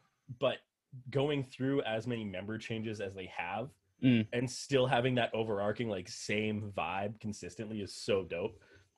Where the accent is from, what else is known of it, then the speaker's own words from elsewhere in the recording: Edmonton, Alberta, Canada; they're Vancouver, we're Edmonton.